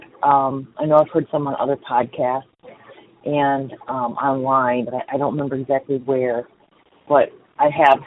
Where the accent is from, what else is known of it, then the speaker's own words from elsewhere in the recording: Florida, United States; I'm from Florida.